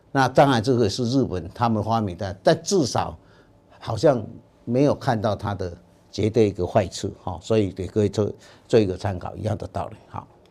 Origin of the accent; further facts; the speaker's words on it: Taiwan; 而且我们台湾人的这些粪便的菌种，绝对跟欧洲人、跟白种人绝对是不一样的